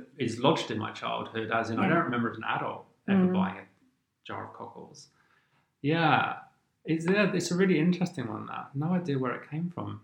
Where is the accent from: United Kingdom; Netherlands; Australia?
United Kingdom; London; I grew up on the very edge of southwest London, nowhere near the coast